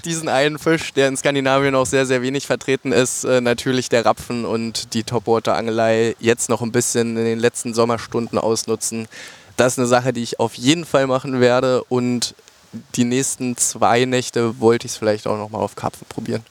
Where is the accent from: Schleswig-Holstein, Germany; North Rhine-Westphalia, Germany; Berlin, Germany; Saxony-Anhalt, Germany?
Saxony-Anhalt, Germany; near the border with Brandenburg; ich komme hier aus der Ecke tatsächlich. Sachsen-Anhalt zur Grenze zu Brandenburg